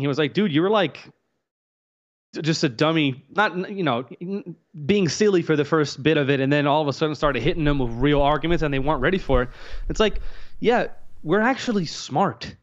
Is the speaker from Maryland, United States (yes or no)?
no; Louisiana, United States; I grew up around black folks. I'm from Louisiana